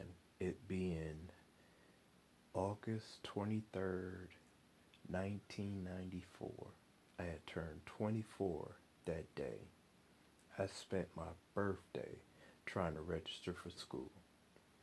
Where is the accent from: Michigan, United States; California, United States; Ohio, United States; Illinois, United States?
Michigan, United States; Flint; moved away as an adult; also born or lived in Mississippi; I'm from Michigan